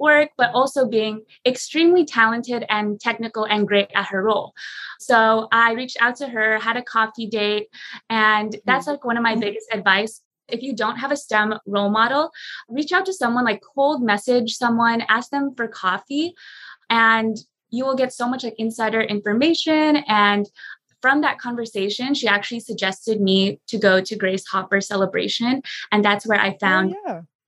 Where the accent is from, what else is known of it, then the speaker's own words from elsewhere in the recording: San Jose, California, United States; I was born and raised in San Jose, California, which is a Silicon Valley